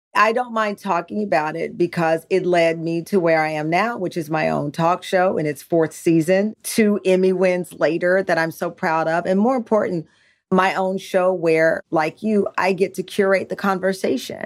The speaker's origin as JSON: {"language": "English", "region": "Texas", "country": "United States", "said": "we're from Texas"}